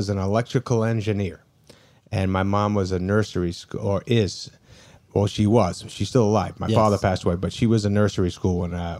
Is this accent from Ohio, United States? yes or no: no; Brooklyn, New York, United States; We're from Brooklyn, New York. Yes, there's Brooklyn people here. This feels very Brooklyn, doesn't it?